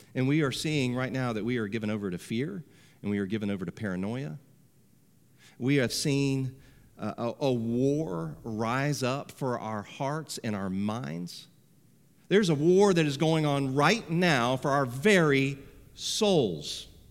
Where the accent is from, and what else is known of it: United States